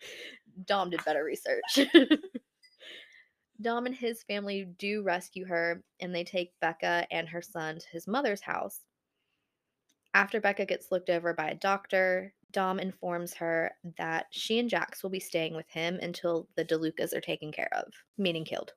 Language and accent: English; Buffalo, New York, United States; I'm from Buffalo, New York